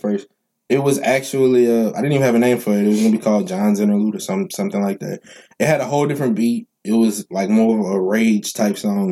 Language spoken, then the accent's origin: English; New Orleans, Louisiana, United States; Mendez Street is the street I the last street I grew up on in New Orleans